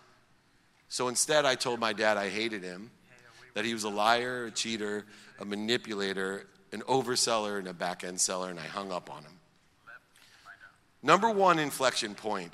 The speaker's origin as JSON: {"language": "English", "town": "San Diego", "region": "California", "country": "United States", "tie": "born or raised there", "also_born_or_lived": "Akron, Ohio", "said": "when I moved from Akron, Ohio to San Diego"}